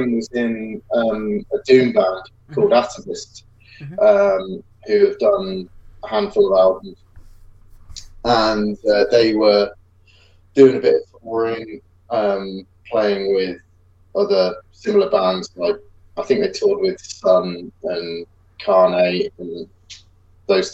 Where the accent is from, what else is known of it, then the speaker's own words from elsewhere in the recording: England, United Kingdom; England's a kind of strange country in terms of like European geography